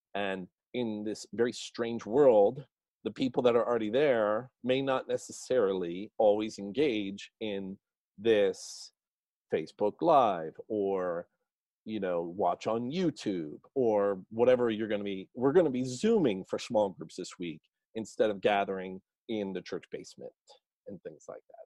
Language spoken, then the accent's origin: English; New Jersey, United States; I grew up in New Jersey